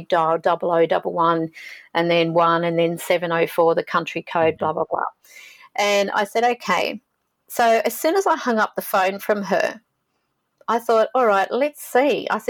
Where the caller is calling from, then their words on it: Sydney, New South Wales, Australia; I'm calling from Sydney, Australia.